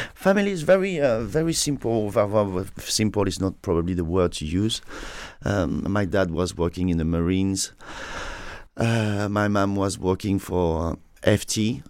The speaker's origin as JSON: {"language": "English", "town": "Saint-Tropez", "region": "Provence-Alpes-Côte d'Azur", "country": "France", "tie": "born or raised there", "second_language": "English", "moved": "yes", "said": "I was born in Saint-Tropez"}